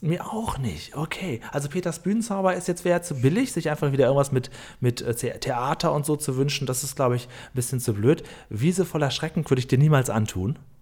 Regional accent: near Himmelpforten, Lower Saxony, Germany; moved away; also born or lived in Düsseldorf; Ich bin da nur in der Nähe aufgewachsen

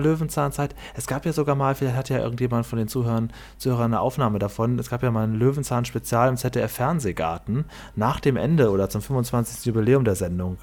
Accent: Cuxhaven district, Lower Saxony, Germany; ich komme ja aus dem Kreis Cuxhaven

